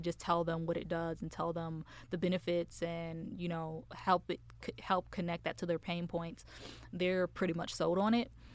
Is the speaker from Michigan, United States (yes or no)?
yes; Michigan, United States; moved away as an adult; now in Dallas, United States; So I am originally from Michigan. Um, I came out here in, to Dallas in two thousand and, uh, two, late two thousand seventeen.